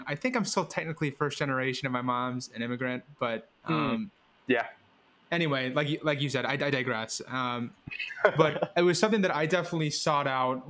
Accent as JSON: {"language": "English", "town": "Madison", "region": "Wisconsin", "country": "United States", "tie": "born or raised there", "said": "growing up in Madison, Wisconsin"}